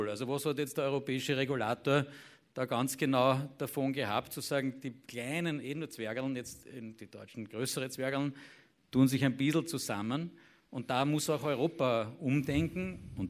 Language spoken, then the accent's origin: German; Austria; Und das wiederum nicht nur äh, als Österreicher oder als ORF, sondern in europäischen Verbünden.